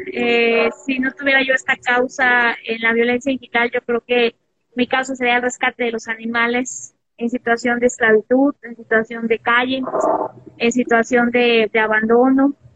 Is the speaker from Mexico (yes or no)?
yes; Puebla, Mexico; now in Mexico City, Mexico; yo soy poblana, soy una mujer poblana